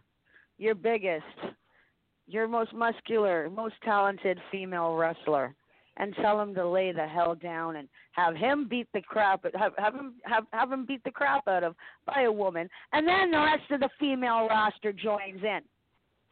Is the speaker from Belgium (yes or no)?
no; Canada; I'm Canadian.